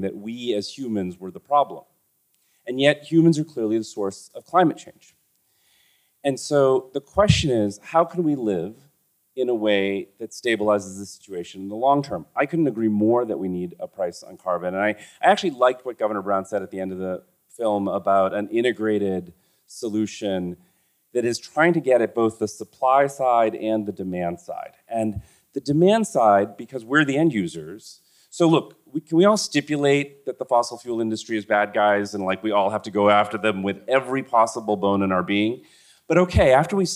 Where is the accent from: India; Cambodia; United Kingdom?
India; Kolkata, West Bengal; now in New York City, United States; I've lived mainly in New York City. I was born in Calcutta